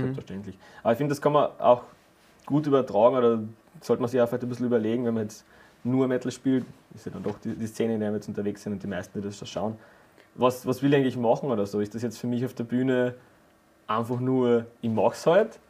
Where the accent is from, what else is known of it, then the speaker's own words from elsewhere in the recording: Carinthia, Austria; wir kommen aus Kärnten, also der Johnny und ich sind ja, ja. wahre Kärntner Buren